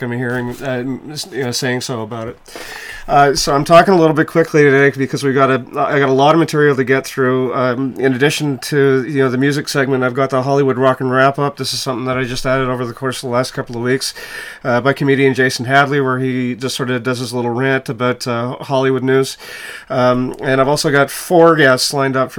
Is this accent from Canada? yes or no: yes; Quebec, Canada; I'm from Quebec